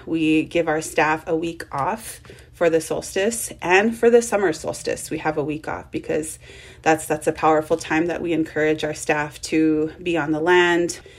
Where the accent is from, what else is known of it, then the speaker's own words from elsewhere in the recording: United States; I grew up on the Shoshone Paiute Reservation and on the Duck Valley Indian Reservation in Idaho and Nevada